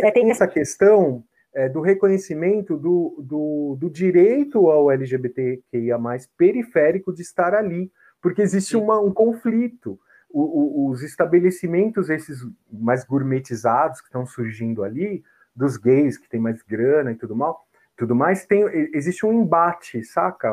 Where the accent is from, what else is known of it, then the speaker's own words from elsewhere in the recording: São Paulo, Brazil; eu nasci na Barra Funda, né? Que é o bairro bem uhum. próximo ali, né? Bairro vizinho.